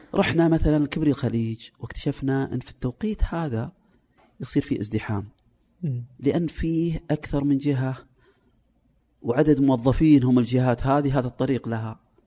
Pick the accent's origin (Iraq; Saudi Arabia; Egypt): Saudi Arabia; عندنا في السعوديه